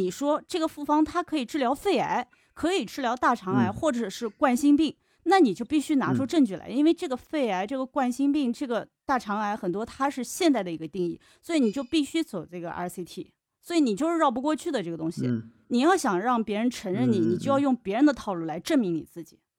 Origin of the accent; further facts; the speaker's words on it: China; 我们不是说我们中国人不聪明，